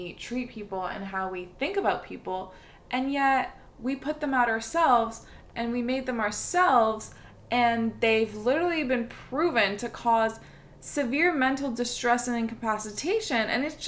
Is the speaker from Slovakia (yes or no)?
no; Montreal, Quebec, Canada; born there; as much as I love McGill and I love Montreal because I was born in Montreal, and I can't take Montreal citizenship